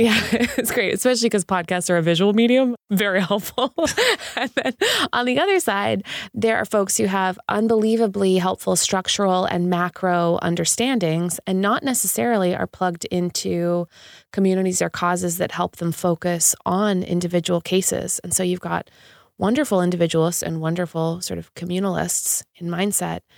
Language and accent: English; Canada; just being Canadian